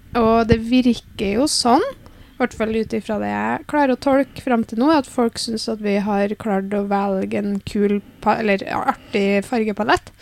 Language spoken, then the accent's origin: Norwegian; Namsos, Trøndelag, Norway; accent: Namsos dialect; Hører at jeg er fra Namsos?